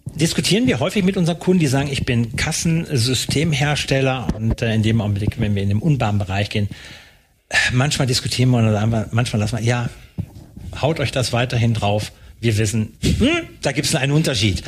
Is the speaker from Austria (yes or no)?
no; North Rhine-Westphalia, Germany; moved away; ich komme ja aus Nordrhein-Westfalen